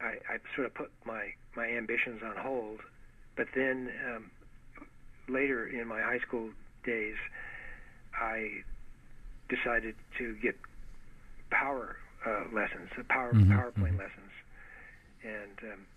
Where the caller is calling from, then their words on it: San Diego, California, United States; San Diego.